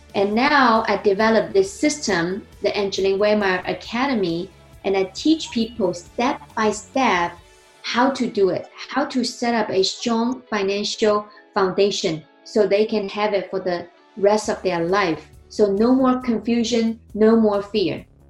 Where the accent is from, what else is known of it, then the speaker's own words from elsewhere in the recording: China; English is a second language; moved away as an adult; also born or lived in New Jersey; now in United States; I was born and raised in China. I came to the United States 2009